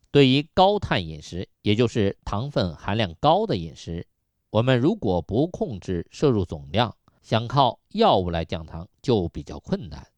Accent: China; 我们中国人

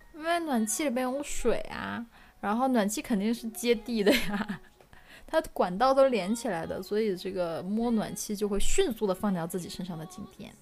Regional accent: Northeast China, China; moved away; 以前小时候在东北嘛

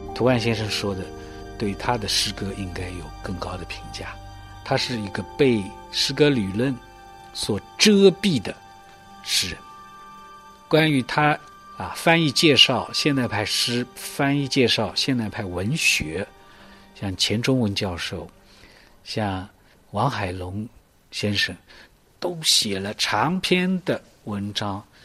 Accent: Cixi, Zhejiang, China; 我们家乡有这样一位文化大家

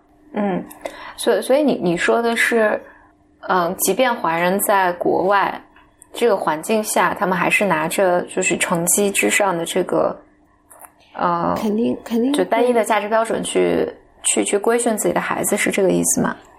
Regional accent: Henan, China; 当时河南，就是我知道，就是我们老家那边

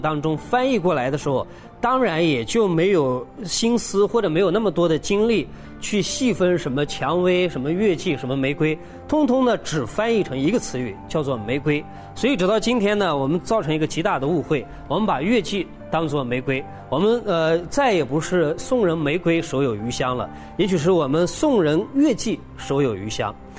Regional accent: China; 我们中国人

